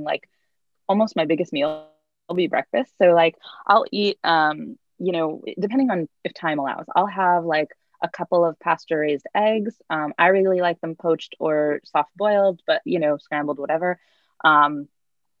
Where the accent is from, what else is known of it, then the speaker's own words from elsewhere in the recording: East Coast, United States; I'm like Jewish from the East Coast